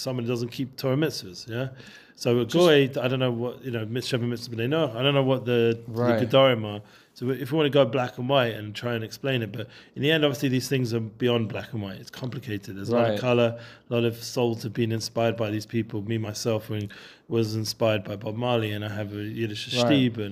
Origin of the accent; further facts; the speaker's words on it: England, United Kingdom; I'm too English